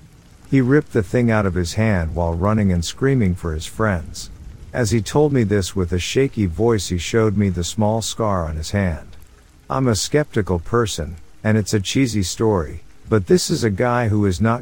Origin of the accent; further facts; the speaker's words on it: Oregon, United States; now in Las Vegas, United States; Me growing up in Oregon loved the rain, and for the past 10 years we lived in Vegas